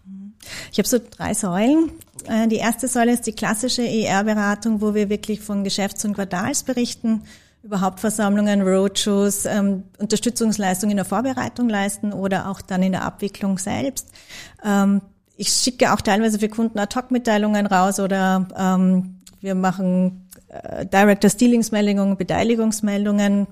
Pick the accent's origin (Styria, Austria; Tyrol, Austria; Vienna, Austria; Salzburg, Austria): Styria, Austria; Graz; ich bin geborene Grazerin